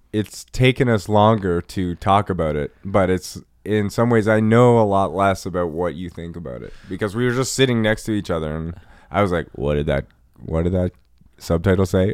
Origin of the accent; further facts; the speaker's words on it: Nova Scotia, Canada; Nova Scotia. I grew up, like, on a coast.